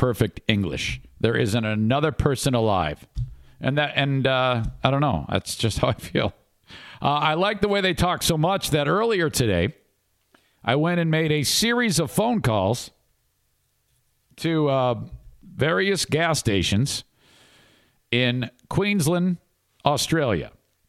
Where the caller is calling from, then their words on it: United States; I'm calling from the United States